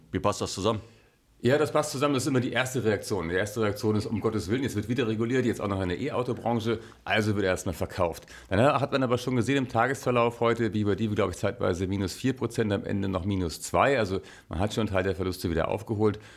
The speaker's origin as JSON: {"language": "German", "country": "Germany", "tie": "born or raised there", "said": "ich bin ja hier in Deutschland aufgewachsen, wir haben sowas nicht."}